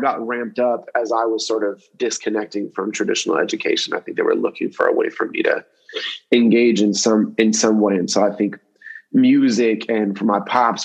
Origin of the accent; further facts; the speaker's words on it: Berkeley, California, United States; I grew up in Berkeley, actually. I grew up in Berkeley, California, outside of Oakland.